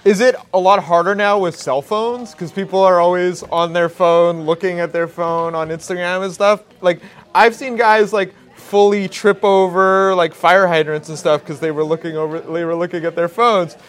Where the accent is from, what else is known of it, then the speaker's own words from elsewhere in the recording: White Rock, British Columbia, Canada; grew up in South Surrey, White Rock